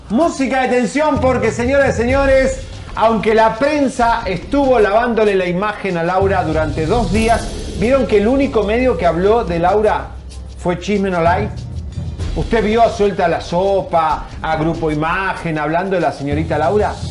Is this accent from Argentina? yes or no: yes; Argentina; moved away as an adult; Hace 25 años me fui de Argentina.